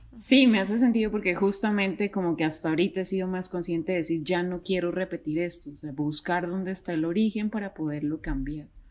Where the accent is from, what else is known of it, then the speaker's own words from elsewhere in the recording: Mexico; now in Bogotá, Colombia; yo soy mexicana, pero radico ahorita en Bogotá, Colombia.